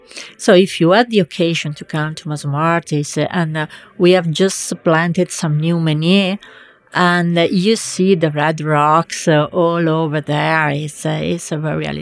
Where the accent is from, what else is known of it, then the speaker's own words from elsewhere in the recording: Reggio Emilia, Emilia-Romagna, Italy; accent: Emilian; English is a second language; I am from Reggio Emilia, which is in Emilia Romagna, close to Bologna.